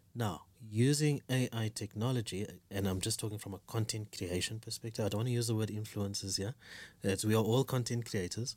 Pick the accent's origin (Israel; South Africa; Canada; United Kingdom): South Africa; now in Kenya; I'm a South African living in Kenya